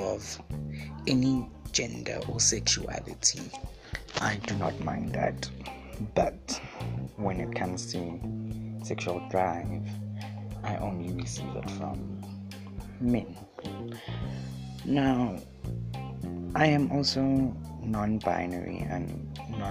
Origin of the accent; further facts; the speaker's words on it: South Africa; I am a choppy, which is a culture from Mozambique, but I was born here in South Africa